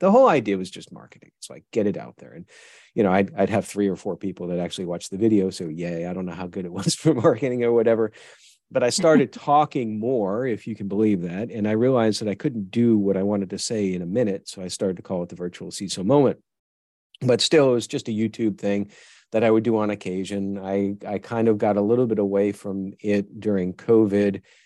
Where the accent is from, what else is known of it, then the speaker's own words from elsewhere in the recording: New York, United States; moved away; also born or lived in Tennessee; I grew up in New York